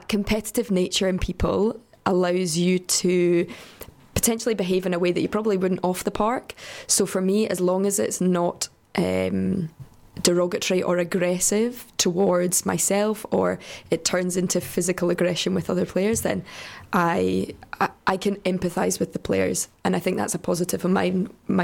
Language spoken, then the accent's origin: English; Scotland, United Kingdom; being Scottish, a redhead with pale skin